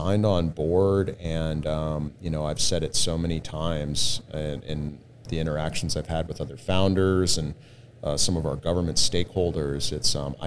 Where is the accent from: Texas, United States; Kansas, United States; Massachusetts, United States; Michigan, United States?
Texas, United States; Austin; also born or lived in San Diego; now in San Antonio, United States; I was originally from Austin.